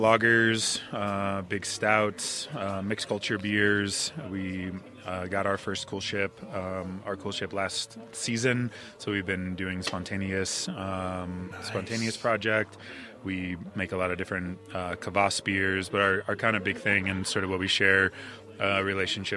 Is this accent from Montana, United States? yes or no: no; Cleveland, Ohio, United States; now in North Carolina, United States; I grew up in Cleveland